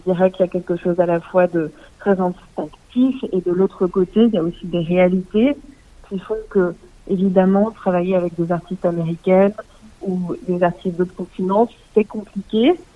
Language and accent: French; Alsace, Grand Est, France; moved away as an adult; also born or lived in Paris, France; now in Leipzig, Germany; je suis née en Alsace